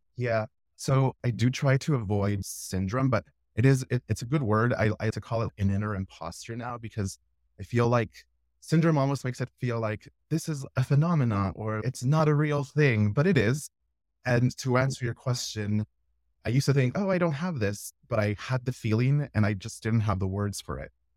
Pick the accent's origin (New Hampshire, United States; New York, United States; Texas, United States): Texas, United States; Laredo; my hometown where I'm from in Laredo, Texas